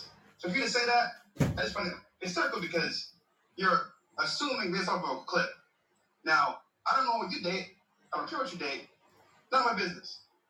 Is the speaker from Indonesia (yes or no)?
no; Barbados; I'm from Barbados